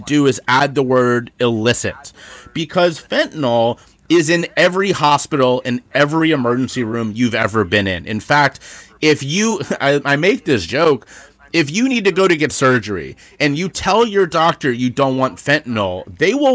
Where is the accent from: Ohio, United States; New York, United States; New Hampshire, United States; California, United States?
Ohio, United States; Cincinnati; also born or lived in Charleston, South Carolina; now in Philadelphia, United States; I grew up in Cincinnati, Ohio, and my hometown